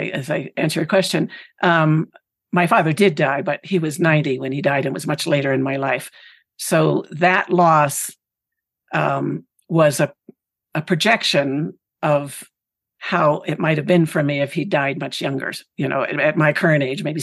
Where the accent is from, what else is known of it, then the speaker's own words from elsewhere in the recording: Pennsylvania, United States; this community where I grew up in Pennsylvania